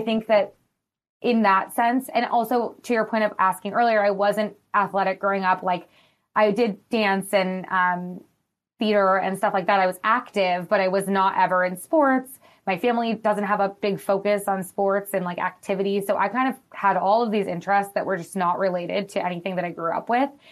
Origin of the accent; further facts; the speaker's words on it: Madison, Wisconsin, United States; now in Los Angeles, United States; I'm from Wisconsin, from Madison, which is, like, a college town